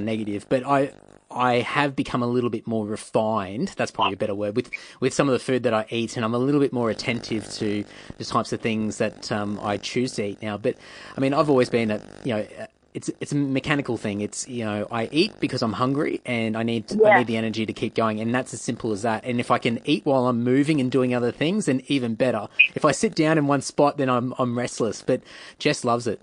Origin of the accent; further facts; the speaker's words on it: Brisbane, Queensland, Australia; moved away as an adult; now in Sydney, Australia; until I moved from Brisbane to Sydney, and that was about 20 years old